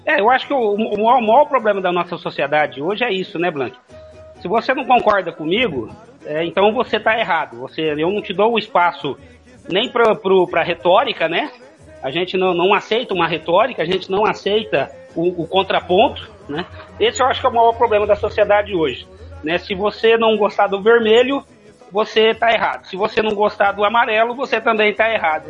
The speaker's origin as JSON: {"language": "Portuguese", "town": "Franca", "region": "São Paulo", "country": "Brazil", "tie": "born or raised there", "also_born_or_lived": "Cuiabá, Mato Grosso / Juína / Aripuanã / Coronel Sapucaia", "moved": "yes", "lives_now": "Dourados, Brazil", "said": "eu sou paulista de Franca, né, de ali na na região nordeste"}